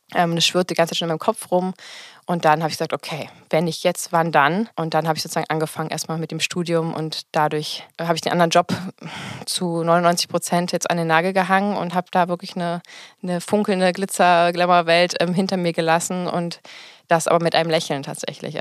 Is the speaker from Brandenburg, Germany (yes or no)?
yes; Potsdam, Brandenburg, Germany; ich komme aus Potsdam